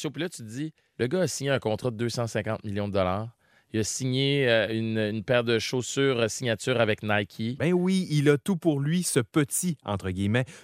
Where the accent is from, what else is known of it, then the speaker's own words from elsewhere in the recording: Chicoutimi, Quebec, Canada; je viens de Chicoutimi, justement. Je suis tellement loin d'être né dans le ghetto.